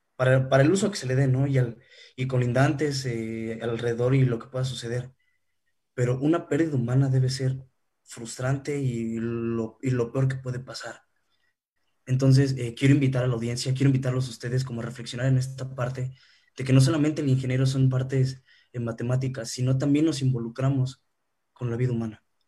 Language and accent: Spanish; Mexico; vivimos nosotros como, mexicanos